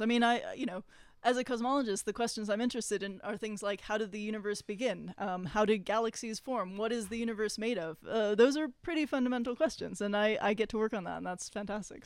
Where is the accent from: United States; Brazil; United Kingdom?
United States; Los Angeles, California; I grew up in Los Angeles